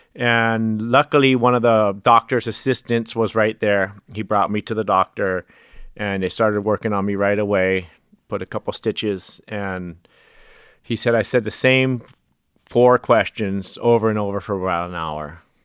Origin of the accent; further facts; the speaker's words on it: Hawaii, United States; growing up in Hawaii